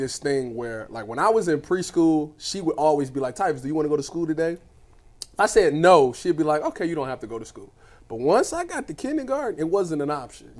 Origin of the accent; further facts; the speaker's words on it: Cleveland, Ohio, United States; now in Columbus, United States; I'm from the east side, too.